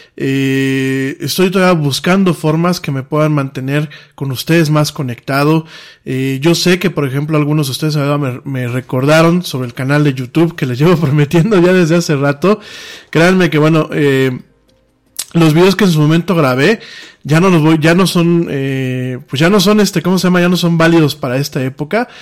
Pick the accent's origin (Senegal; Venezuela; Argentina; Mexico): Mexico; aquí en mi país